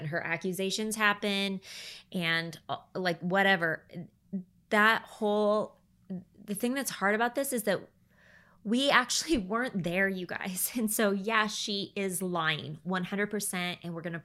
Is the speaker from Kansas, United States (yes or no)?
no; Portland, Oregon, United States; also born or lived in Happy Valley, Oregon / Damascus, Oregon; now in Central Oregon, United States; I grew up in Portland.